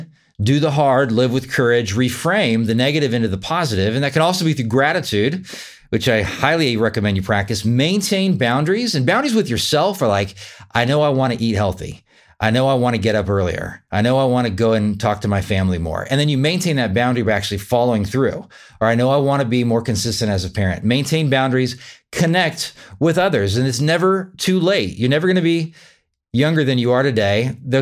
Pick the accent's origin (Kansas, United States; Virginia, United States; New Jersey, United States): Kansas, United States; Wichita; live locally here in my home state of Wichita, Kansas.